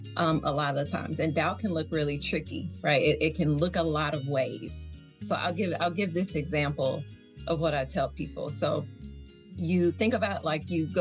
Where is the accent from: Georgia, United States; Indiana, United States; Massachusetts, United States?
Georgia, United States; the South; accent: Southern; You probably hear the little Southern slang. So yeah, I'm coming from the South.